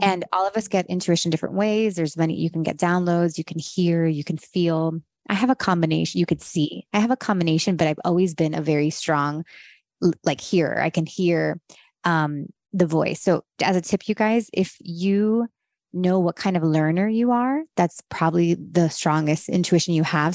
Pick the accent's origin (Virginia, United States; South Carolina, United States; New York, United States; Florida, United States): Florida, United States; Miami; moved away as an adult; also born or lived in Los Angeles; I grew up in Miami